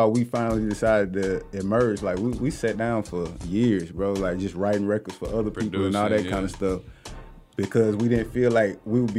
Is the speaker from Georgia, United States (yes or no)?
yes; Atlanta, Georgia, United States; born or raised there